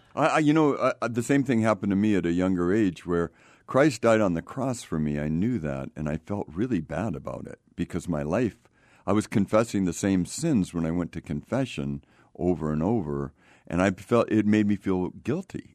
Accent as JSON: {"language": "English", "area": "Marin County", "region": "Northern California", "country": "United States", "tie": "born or raised there", "moved": "as an adult", "said": "I grew up in Marin County, Northern California."}